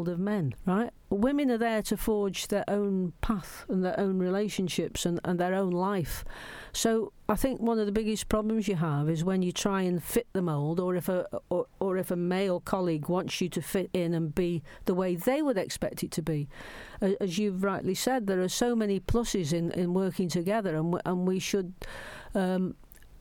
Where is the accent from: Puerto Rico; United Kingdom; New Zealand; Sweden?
United Kingdom; Stoke-on-Trent, West Midlands; moved away; Stoke's my home. I was born in Stoke.